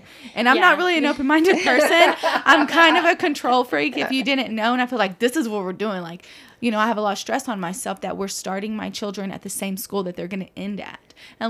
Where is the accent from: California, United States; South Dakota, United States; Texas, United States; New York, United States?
Texas, United States; Mason; now in Lubbock, United States; growing up in Mason, Texas or whatever, small town